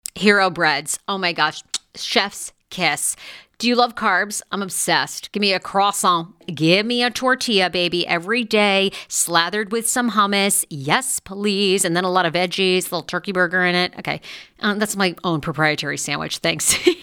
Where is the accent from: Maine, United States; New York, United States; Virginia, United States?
Maine, United States; moved away; I grew up in Maine